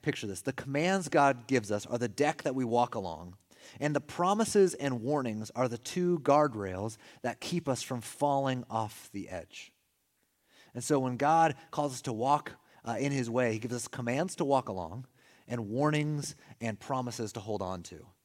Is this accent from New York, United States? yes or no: no; California, United States; We're from California.